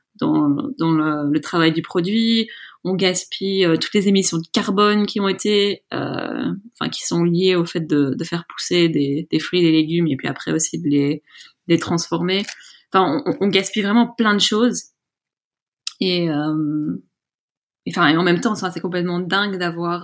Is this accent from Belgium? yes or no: yes; Brussels, Brussels-Capital Region, Belgium; also born or lived in Scotland; j'ai grandi à Bruxelles